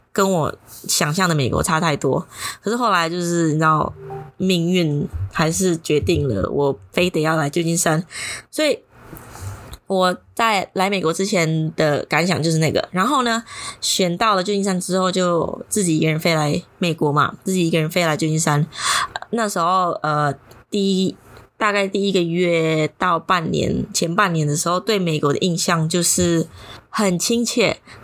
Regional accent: Indonesia; moved away as an adult; also born or lived in San Francisco, United States; 有一个教会，刚好是印尼人教会，然后我就把自己印妖进去啊

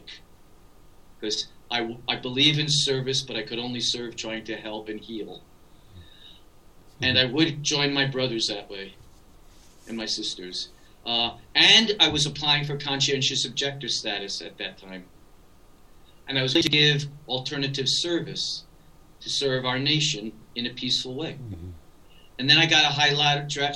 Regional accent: New York City, New York, United States; I grew up in the inner city of the Bronx

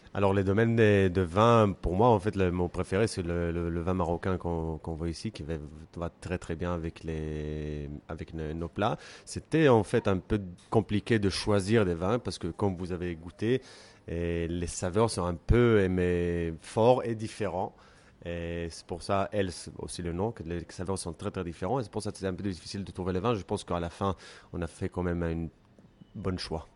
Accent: Jerusalem, Jerusalem District, Israel; French is a second language; moved away as an adult; also born or lived in Tel Aviv; now in Paris, France; moi je suis d'origine de Jérusalem

